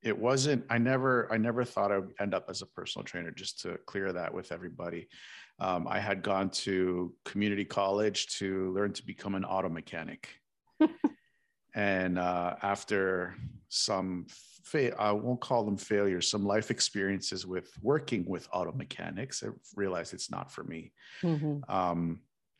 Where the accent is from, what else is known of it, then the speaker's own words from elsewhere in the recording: Toronto, Ontario, Canada; moved away as an adult; now in South Florida, United States; I come actually from Toronto, Toronto, Ontario, but I recently moved down to South